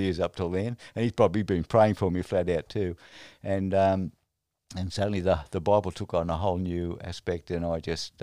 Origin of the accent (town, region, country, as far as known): Australia